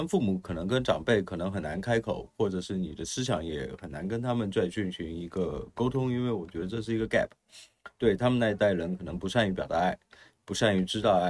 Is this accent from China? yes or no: yes; China; 土生土长的中国人，然后又是比较苦的八零后这一波人呢，